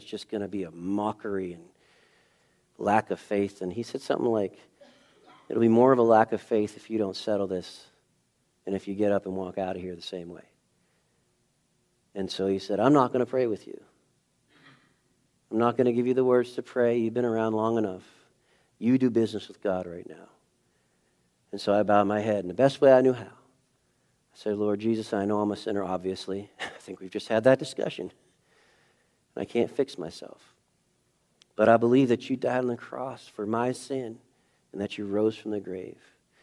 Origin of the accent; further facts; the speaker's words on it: New England, United States; I'm from New England